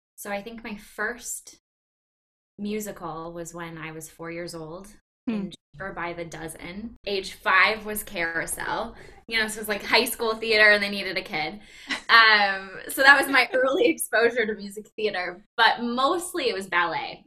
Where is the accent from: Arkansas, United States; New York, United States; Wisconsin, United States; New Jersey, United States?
Wisconsin, United States; Green Bay; I'm from Green Bay, born and raised.